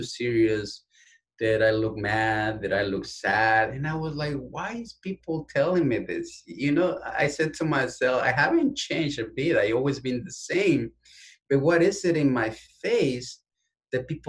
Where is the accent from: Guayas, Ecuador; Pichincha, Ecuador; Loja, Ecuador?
Pichincha, Ecuador; Quito; English is a second language; now in United States; I was born and raised in Quito, Ecuador. I'm from the capital of my beautiful country.